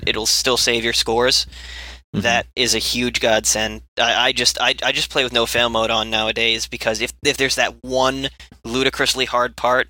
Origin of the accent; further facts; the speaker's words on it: United States; I'm an American